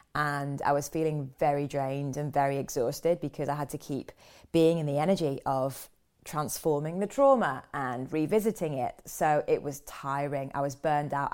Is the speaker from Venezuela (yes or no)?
no; London, United Kingdom; I'm back in London, back in my hometown.